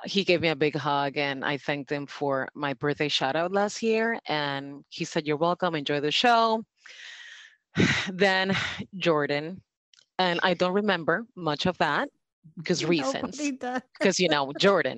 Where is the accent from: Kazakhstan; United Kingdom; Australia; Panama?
Panama; now in South Florida, United States; I'm originally from Panama.